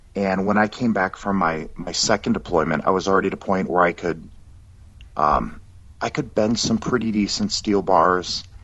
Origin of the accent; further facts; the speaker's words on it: Dearborn, Michigan, United States; moved away as an adult; also born or lived in California / Minot, North Dakota / Okinawa; now in Fort Worth, United States; I grew up in Michigan.